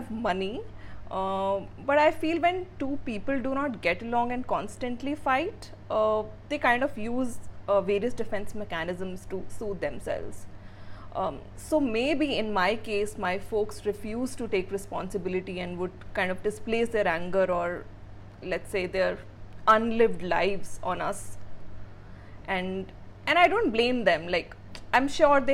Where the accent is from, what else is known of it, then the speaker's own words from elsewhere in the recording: India; also born or lived in Port Blair, Andaman and Nicobar Islands; I was born in Port Blair, Andamans, into a Sikh family. And I'm the eldest of three siblings. I did my schooling in Delhi and Faridabad.